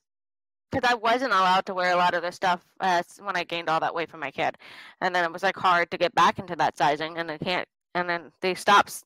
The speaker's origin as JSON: {"language": "English", "region": "Midwest", "country": "United States", "said": "I'm from the Midwest, practically"}